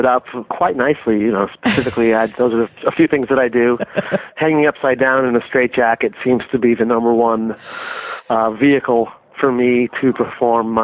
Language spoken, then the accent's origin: English; New York, United States; now in Boston, United States; I'm a New Yorker